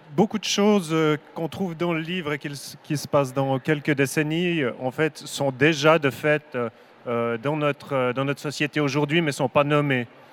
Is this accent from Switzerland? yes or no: yes; Switzerland; je viens de Suisse